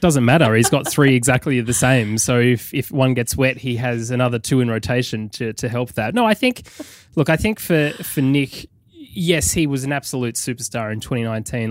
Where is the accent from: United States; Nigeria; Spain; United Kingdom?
United Kingdom; now in London, United Kingdom